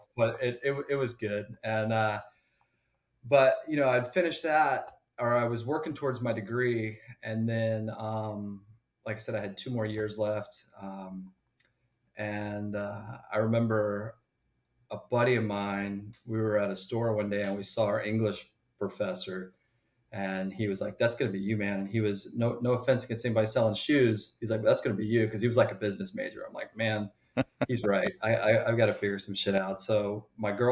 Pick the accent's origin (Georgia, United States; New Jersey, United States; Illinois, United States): Georgia, United States; Grovetown; moved away as an adult; also born or lived in North Carolina; So I grew up outside of Augusta, Georgia. If people ask, I church it up and just say Augusta. But it was really Grovetown